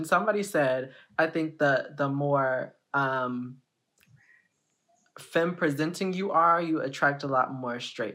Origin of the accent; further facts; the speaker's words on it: Houston, Texas, United States; now in San Antonio, United States; I'm from Houston, Texas